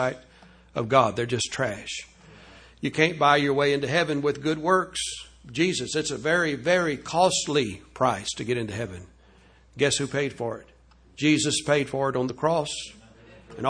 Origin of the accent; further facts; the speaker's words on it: Louisiana, United States; I was raised down in Louisiana in the Catholic home